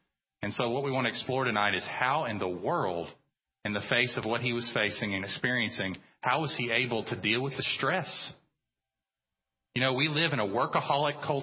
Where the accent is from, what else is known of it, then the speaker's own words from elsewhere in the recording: United States; we as American Christians